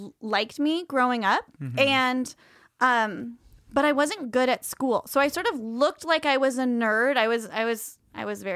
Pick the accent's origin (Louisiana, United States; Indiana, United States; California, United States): California, United States; Oakland; I grew up in Oakland Public Schools.